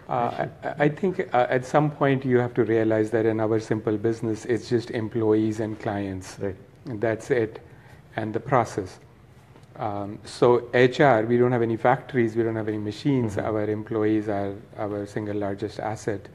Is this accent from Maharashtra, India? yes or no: yes; Nagpur, Maharashtra, India; moved away as an adult; now in Los Angeles, United States; I born and raised in Nagpur and uh, came here when I was 19, 36 years ago